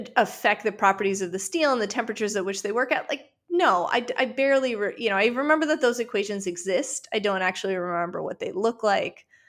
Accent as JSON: {"language": "English", "region": "Western Ukraine", "country": "Ukraine", "moved": "yes", "said": "I'm originally from Western Ukraine"}